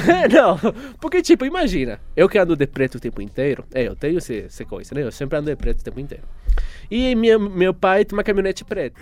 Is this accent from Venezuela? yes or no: yes; Venezuela; first language Spanish; Portuguese is a second language; now in Brazil; Eu sou venezuelano, certo? Ou seja, eu falo espanhol